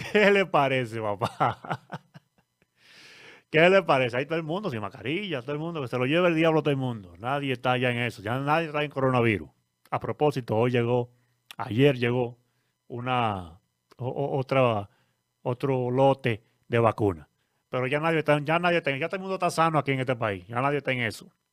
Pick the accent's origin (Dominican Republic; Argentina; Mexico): Dominican Republic; nosotros mismos como dominicanos